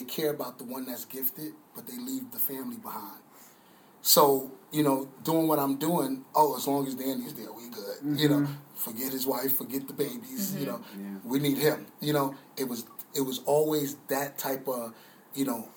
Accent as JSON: {"language": "English", "town": "New York City", "region": "New York", "country": "United States", "tie": "born or raised there", "also_born_or_lived": "Atlanta", "moved": "as an adult", "lives_now": "Crowley, United States", "said": "born and raised in New York City, the city that never sleeps"}